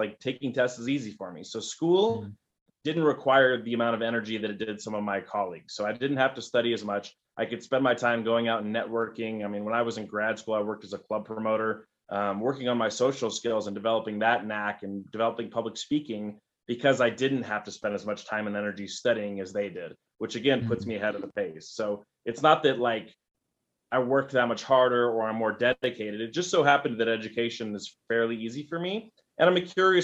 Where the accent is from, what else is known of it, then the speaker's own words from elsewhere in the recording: Albuquerque, New Mexico, United States; I grew up in Albuquerque, New Mexico, born and raised here